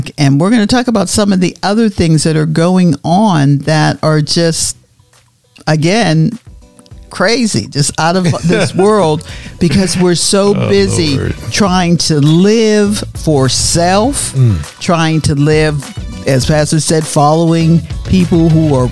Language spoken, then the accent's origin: English; Pittsburgh, Pennsylvania, United States; also born or lived in Florida; now in Oklahoma, United States; Pittsburgh was always known as the gray city, because we had so much smoke puffing out of the steel mills